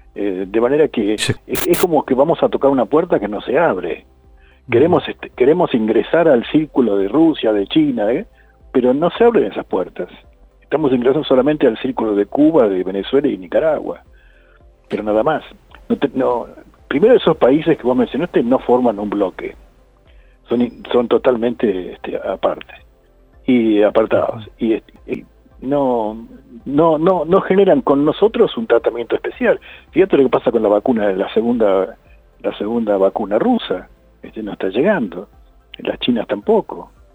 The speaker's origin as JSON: {"language": "Spanish", "country": "Argentina"}